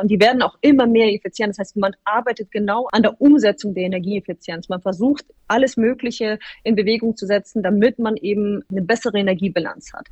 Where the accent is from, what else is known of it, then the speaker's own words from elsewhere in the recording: Bremen, Germany; moved away as an adult; also born or lived in Hamburg; now in Frankfurt, Germany; ich bin aufgewachsen in Bremen